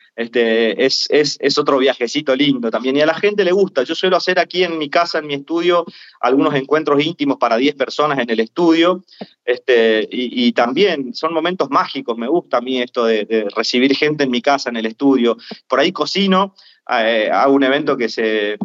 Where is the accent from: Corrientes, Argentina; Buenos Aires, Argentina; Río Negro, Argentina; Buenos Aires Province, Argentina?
Corrientes, Argentina; moved away; al no ser el chamamecero ortodoxo siendo correntino, en mi provincia la verdad que mm. yo no, no trabajo